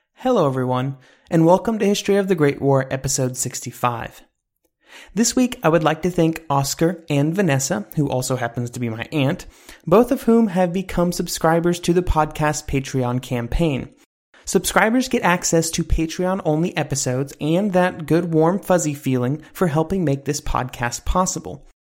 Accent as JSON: {"language": "English", "country": "United States", "said": "I'm an American"}